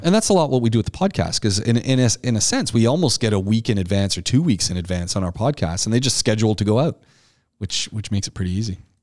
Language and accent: English; Ajax, Ontario, Canada; I grew up in Ontario, just outside Toronto, a town called Ajax.